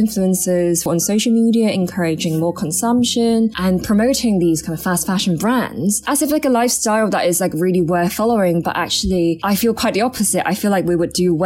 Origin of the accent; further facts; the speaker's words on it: Hong Kong; now in London, United Kingdom; I'm currently living in London, but I'm originally from Hong Kong